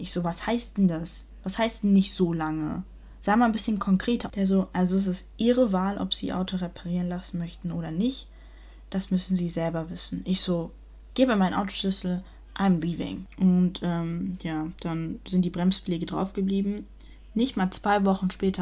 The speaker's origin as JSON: {"language": "German", "country": "Germany", "tie": "born or raised there", "said": "ich bin in Deutschland aufgewachsen."}